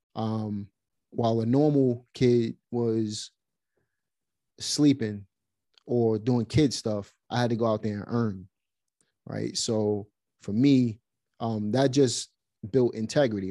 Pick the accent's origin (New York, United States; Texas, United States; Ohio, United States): New York, United States; New York City; now in North Carolina, United States; Grew up in Brooklyn.